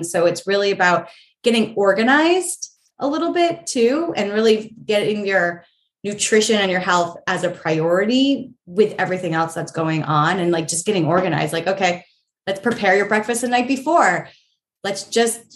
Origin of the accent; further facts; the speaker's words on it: New Hampshire, United States; moved away as an adult; also born or lived in New York City / London; now in Los Angeles, United States; I grew up in New Hampshire. It's gray so much there